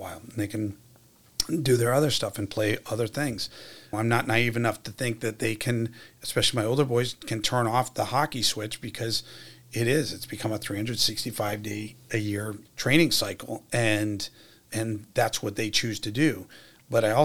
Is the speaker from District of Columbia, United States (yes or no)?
yes; Washington, District of Columbia, United States; moved away as an adult; now in Worcester, United States; I'm from Washington, D.C. When I was growing up